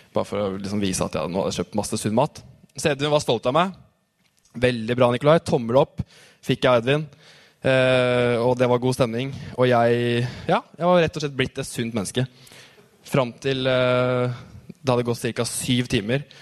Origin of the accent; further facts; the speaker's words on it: Tønsberg, Vestfold, Norway; Jeg har vokst opp Tøns i Tønsberg.